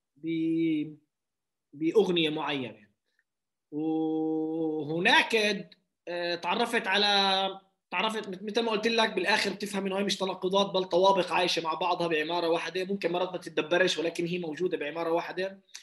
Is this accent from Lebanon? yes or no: no; Palestine; now in Lod, Israel; اني فلسطيني